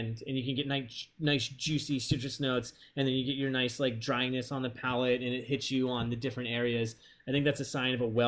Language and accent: English; East Coast, United States; now in Los Angeles, United States; growing up on the East Coast around cornfields